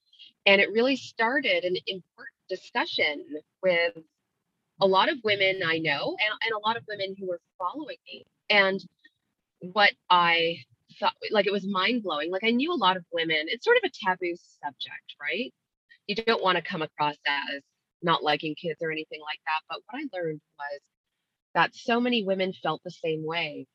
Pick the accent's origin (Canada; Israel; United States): Canada; Ottawa, Ontario; also born or lived in London, England; They raised me in a really lovely part of the suburbs here in Ottawa, Canada